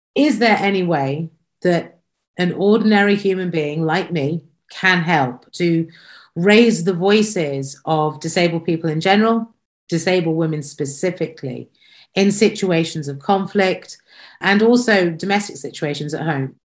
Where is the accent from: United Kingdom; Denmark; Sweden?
United Kingdom; I'm British